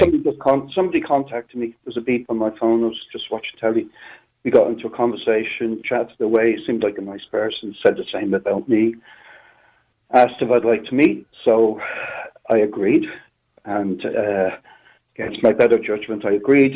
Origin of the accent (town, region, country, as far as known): Ireland; born or raised there; moved away